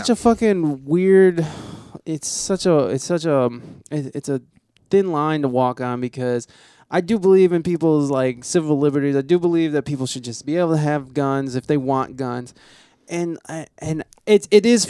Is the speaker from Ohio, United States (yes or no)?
yes; Ohio, United States; I'm from Ohio